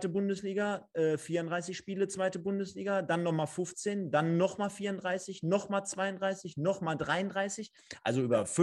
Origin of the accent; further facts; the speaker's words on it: North Rhine-Westphalia, Germany; born there; ich bin in NRW geboren, ich bin Deutscher